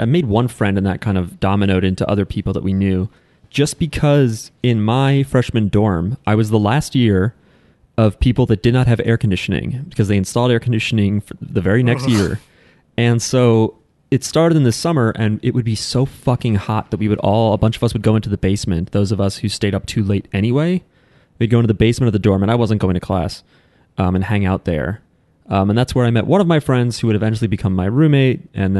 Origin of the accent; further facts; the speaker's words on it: Philippines; We are Filipino.